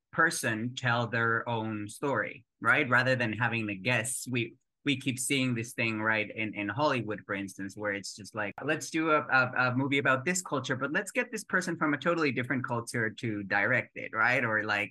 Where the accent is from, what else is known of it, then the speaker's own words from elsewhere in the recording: Mexico; moved away as an adult; now in New York City, United States; being a Mexican moving to the United States